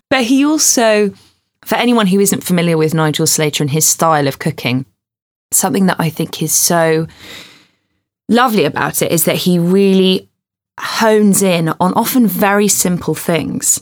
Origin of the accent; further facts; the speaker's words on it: England, United Kingdom; I don't like feeling that English